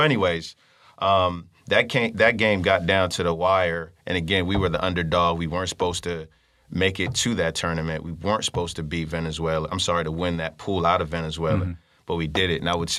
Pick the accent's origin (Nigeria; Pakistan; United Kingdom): Nigeria; You know, for one, I kind of went hidden a little bit as a Nigerian.